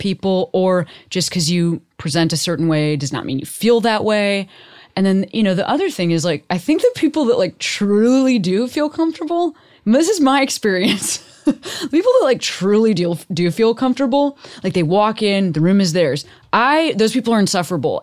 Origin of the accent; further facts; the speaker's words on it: Chicago, Illinois, United States; also born or lived in Boston; now in Los Angeles, United States; I live in L A, I'm from Chicago, you know, I lived in Boston